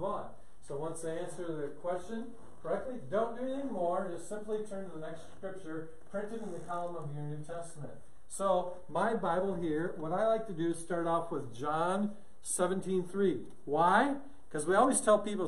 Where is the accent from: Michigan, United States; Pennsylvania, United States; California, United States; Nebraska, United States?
Nebraska, United States; Omaha; I'm from Omaha, but I teach in churches here in the States